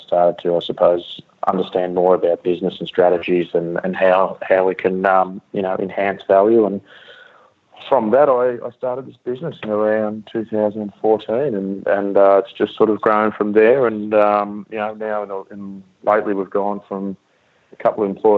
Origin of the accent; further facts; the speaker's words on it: Swan Hill, Victoria, Australia; I grew up on a farm just outside Swan Hill